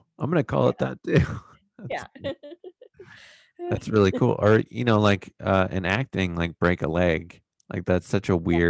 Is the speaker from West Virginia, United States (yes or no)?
no; Exeter, New Hampshire, United States; moved away as an adult; now in Los Angeles, United States; I'm from Exeter, New Hampshire